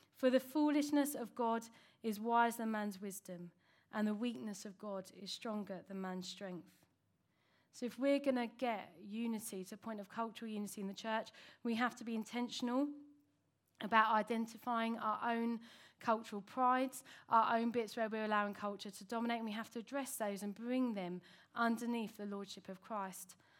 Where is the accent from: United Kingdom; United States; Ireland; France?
United Kingdom; that's where I was from